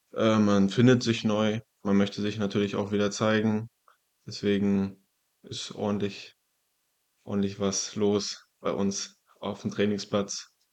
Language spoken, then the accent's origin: German; Zinnowitz, Mecklenburg-Vorpommern, Germany; also born or lived in Wolgast; Also ich bin geboren in Wolgast, aufgewachsen in Zinnowitz.